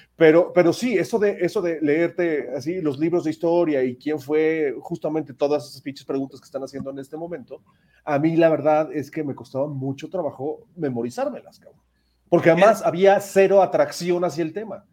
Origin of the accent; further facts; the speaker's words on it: Mexico; nosotros mismos como mexicanos